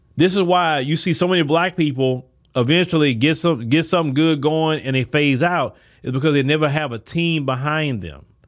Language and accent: English; Port Arthur, Texas, United States; I come from Port Arthur, Texas, where not too many people can say